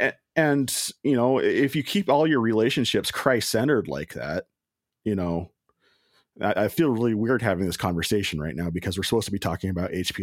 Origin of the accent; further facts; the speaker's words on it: Washington, United States; I'm from Washington State